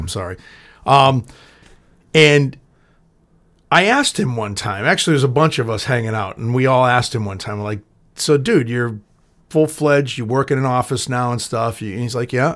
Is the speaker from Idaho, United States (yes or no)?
no; Boston, Massachusetts, United States; also born or lived in Everett; I'm from Boston